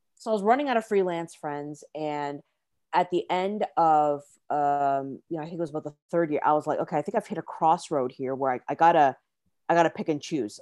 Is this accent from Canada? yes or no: yes; Canada; moved away as an adult; also born or lived in China / Singapore; originally born and raised in Canada